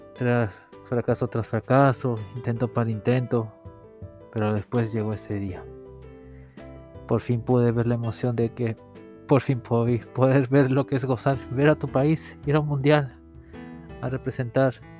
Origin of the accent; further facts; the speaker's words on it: Peru; en mi país